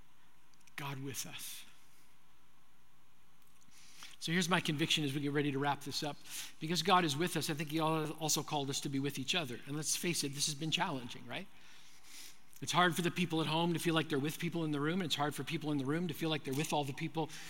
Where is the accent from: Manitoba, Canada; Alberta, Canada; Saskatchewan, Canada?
Manitoba, Canada; I grew up in Manitoba, Canada